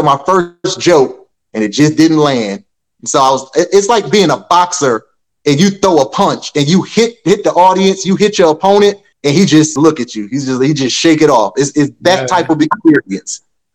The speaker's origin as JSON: {"language": "English", "town": "Rochester", "region": "New York", "country": "United States", "tie": "born or raised there", "said": "We're growing up in Rochester, we're in an area that's not saturated with a lot of comedy"}